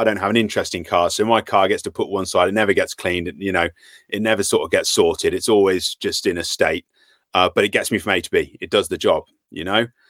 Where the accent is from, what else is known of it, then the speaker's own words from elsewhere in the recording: Worcester, West Midlands, United Kingdom; moved away as an adult; now in Shrewsbury, United Kingdom; from Worcester originally.